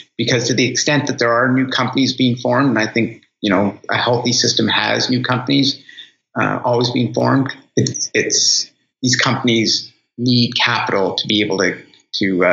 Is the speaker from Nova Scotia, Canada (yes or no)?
yes; Halifax, Nova Scotia, Canada; moved away as an adult; also born or lived in Toronto, Canada; it's home. It's home for me.